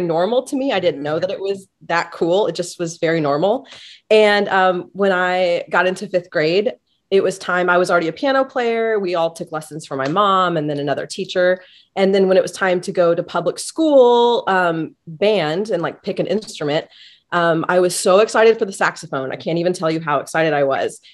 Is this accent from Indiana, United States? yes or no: yes; Kokomo, Indiana, United States; I grew up in Kokomo, Indiana, about an hour north of Indianapolis